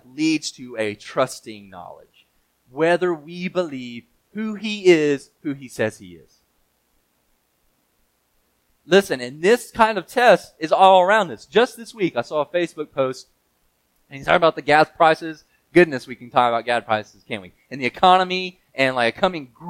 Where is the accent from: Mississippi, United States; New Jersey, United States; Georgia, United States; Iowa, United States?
Mississippi, United States; I grew up playing soccer in Mississippi